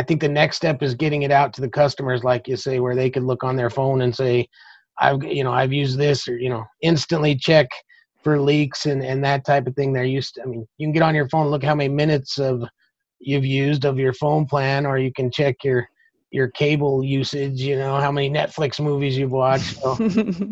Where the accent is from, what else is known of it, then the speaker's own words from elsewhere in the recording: Alamosa, Colorado, United States; my hometown, Alamosa.